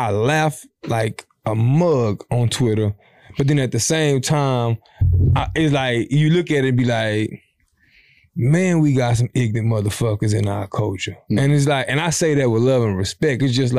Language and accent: English; Savannah, Georgia, United States; I'm from Savannah, mm-hmm. Georgia, and I'm finna chill.